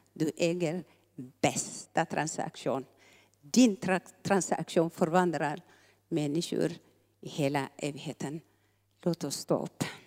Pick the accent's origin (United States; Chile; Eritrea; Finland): Eritrea; moved away; vi eritreaner